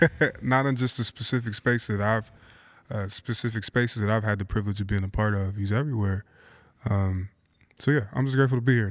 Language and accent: English; Philadelphia, Pennsylvania, United States; moved away as an adult; now in Portland, United States; born and raised in Philadelphia, moved to Portland in two thousand eight